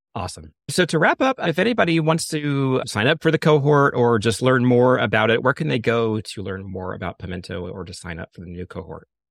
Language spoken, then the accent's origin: English; Florida, United States; I'm from Florida